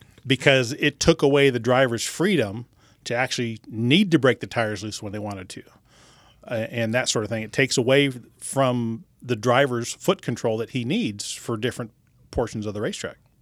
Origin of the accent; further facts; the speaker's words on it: Bakersfield, California, United States; also born or lived in Los Angeles area, California; I grew up in, uh, Southern California, and my dad raced midgets